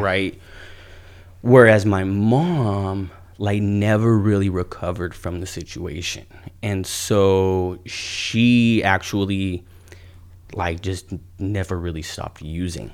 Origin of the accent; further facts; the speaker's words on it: Ventura, California, United States; also born or lived in Oxnard, California; I lived on the Avenue from the time I was in second grade, uh, till I was a freshman in high school